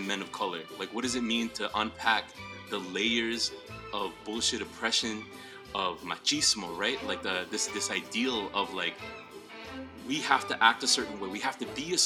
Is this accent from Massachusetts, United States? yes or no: yes; Worcester, Massachusetts, United States; now in Providence, United States; I'm coming in from Providence, Rhode Island, originally from Worcester, Massachusetts